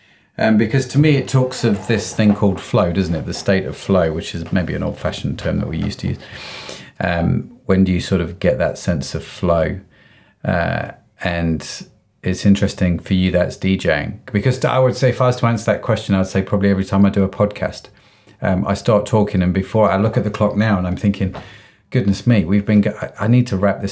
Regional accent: United Kingdom; being a British Asian, and there is the diversity aspect of it.

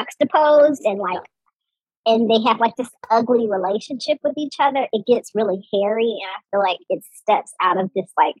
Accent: Georgia, United States; I am a dark-skinned Black woman born and raised in Georgia

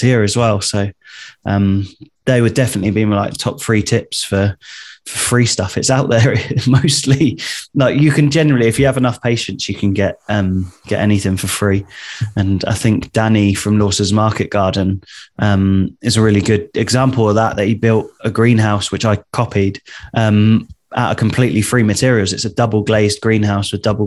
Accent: Southampton, South East England, United Kingdom; also born or lived in Southsea; I'm from Southampton, so it's not too far away. I used to live in South Sea.

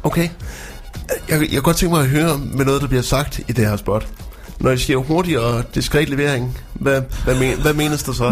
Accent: Frederikshavn, North Denmark Region, Denmark; moved away; Min gamle hjemstavn.

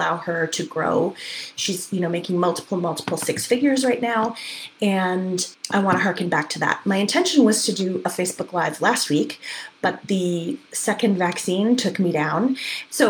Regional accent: Canada; as a Canadian

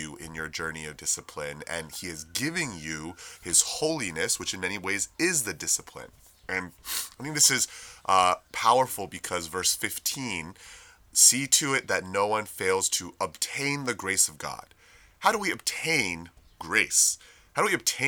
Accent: United States; we as American citizens

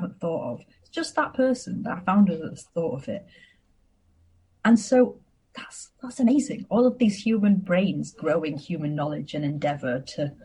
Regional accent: Harrogate, Yorkshire and the Humber, United Kingdom; I spent 18 months building a co-working space in my hometown of Harrogate

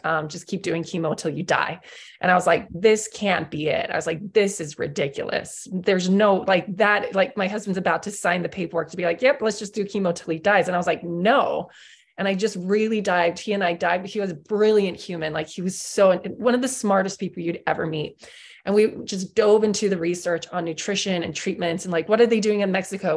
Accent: South Africa; I grew up in South Africa

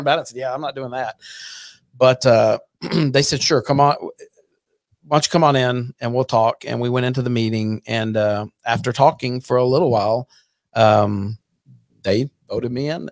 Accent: Burleson, Texas, United States; also born or lived in Fort Worth; grew up in Burleson

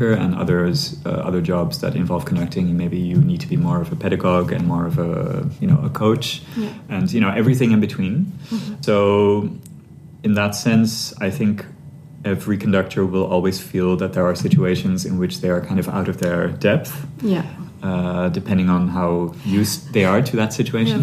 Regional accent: Sri Lanka; I grew up in Sri Lanka

